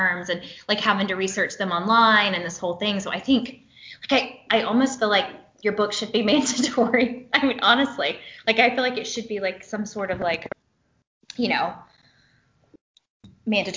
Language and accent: English; South Georgia, United States; I grew up in South Georgia